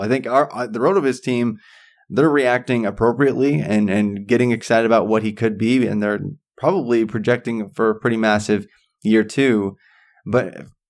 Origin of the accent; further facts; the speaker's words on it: about 45 minutes from Santa Claus, Indiana, United States; Santa Claus, Indiana, like right around there. So it's about uh, 45 minutes away from from my hometown